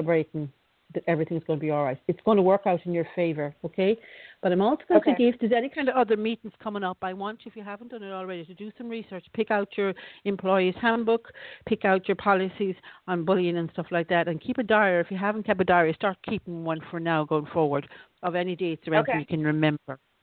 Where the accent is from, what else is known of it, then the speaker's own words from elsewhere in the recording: Ireland; also born or lived in Florida; I used to grow up as a kid in Ireland